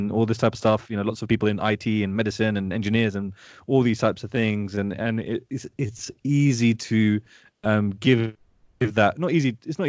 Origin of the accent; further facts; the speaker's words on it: Pakistan; Obviously, being Pakistani, I know what the culture is like.